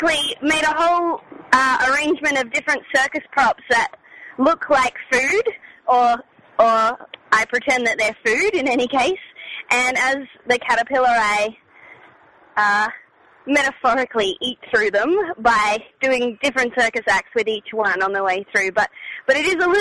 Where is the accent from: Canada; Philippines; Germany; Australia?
Australia; Brisbane, Queensland; moved away as an adult; also born or lived in Melbourne, Victoria; I grew up in Brisbane